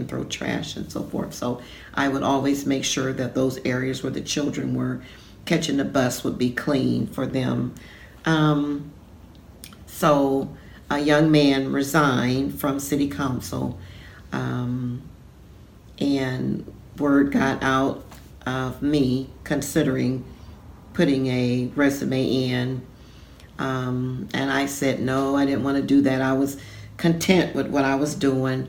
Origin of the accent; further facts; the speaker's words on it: Akron, Ohio, United States; moved away as an adult; also born or lived in Scioto County, Ohio; now in Portsmouth, United States; I am from Akron, Ohio